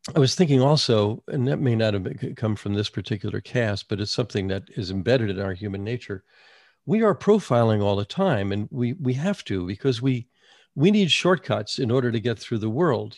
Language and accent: English; United States; moved away as an adult; also born or lived in North Carolina / New York; I grew up in New Jersey and New York, but I came, you know, I went to college in North Carolina and I lived there for another twenty years.